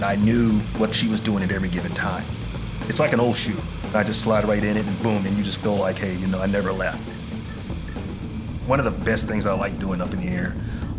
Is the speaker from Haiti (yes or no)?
no; Columbia, Tennessee, United States; I'm from Columbia, Tennessee